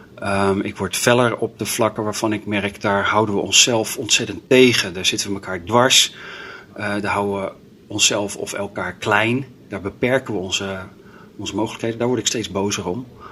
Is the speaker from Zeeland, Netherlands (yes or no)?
no; Delft, South Holland, Netherlands; moved away as an adult; now in Groningen, Netherlands; opgegroeid in Delft